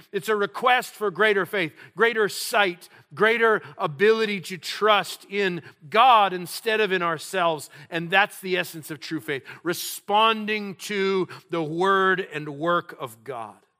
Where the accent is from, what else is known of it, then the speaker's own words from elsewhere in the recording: New Mexico, United States; also born or lived in South Dakota / North Dakota; now in California, United States; I was born in a place called South Dakota. You, you may not know that about me, uh, 'cause I'm, I hail from New Mexico. That's my roots